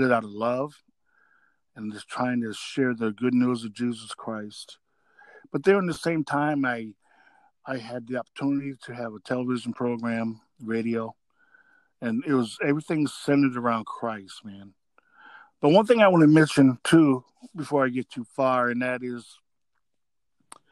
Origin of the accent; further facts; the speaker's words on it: Rockford, Illinois, United States; moved away as an adult; also born or lived in Dubuque; bought a house in my hometown of Rockford